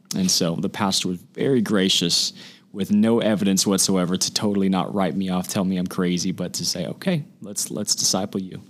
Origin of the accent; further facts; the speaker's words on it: Huntington Beach, California, United States; now in San Diego, United States; I'm from Huntington Beach, California. Grew up in Orange County my whole life